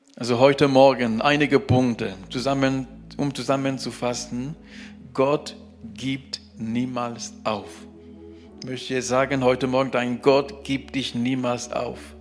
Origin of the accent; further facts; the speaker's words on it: Cameroon; German is a second language; now in Germany; bei uns, äh, wo, wo ich geboren bin, in Kamerun